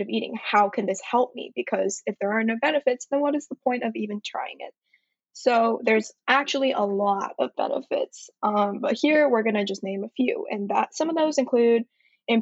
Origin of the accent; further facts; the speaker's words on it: Atlanta, Georgia, United States; moved away as an adult; also born or lived in Shanghai, China / Manhattan, New York; now in New York, United States; I'm currently residing in the East Village in Manhattan, but I'm originally from Atlanta